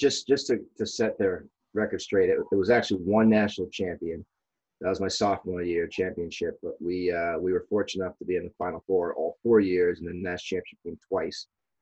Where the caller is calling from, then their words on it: Hingham, Massachusetts, United States; Hingham, Massachusetts.